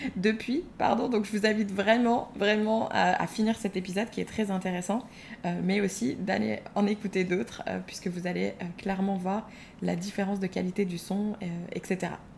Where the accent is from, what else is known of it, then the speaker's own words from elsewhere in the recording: Moselle, Grand Est, France; on est du même village en Moselle